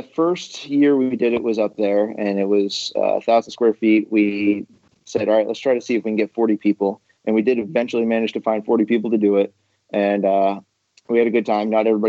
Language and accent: English; Maine, United States; moved away; I moved to this state about 8 years ago. I came from Maine